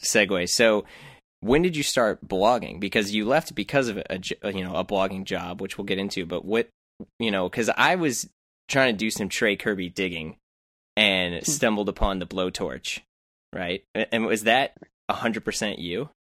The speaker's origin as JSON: {"language": "English", "town": "St. Louis", "region": "Missouri", "country": "United States", "said": "I'm from St. Louis, which is not too far"}